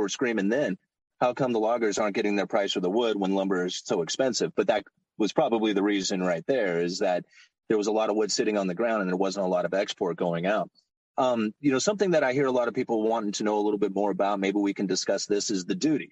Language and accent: English; Oregon, United States; I'm from Oregon, so we have a lot of logging in our area